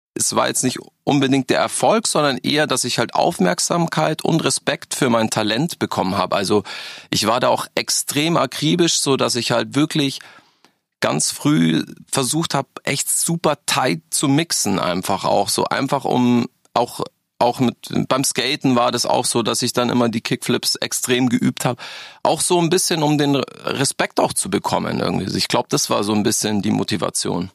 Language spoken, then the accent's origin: German; Freising, Bavaria, Germany; born or raised there; also born or lived in Berlin; now in Augsburg, Germany